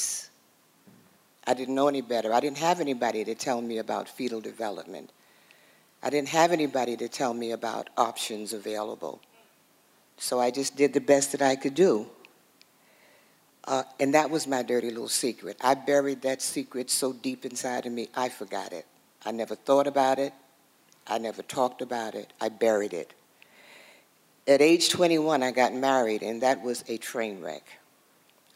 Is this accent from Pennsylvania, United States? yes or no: no; New York City, New York, United States; I was born and raised in Harlem, New York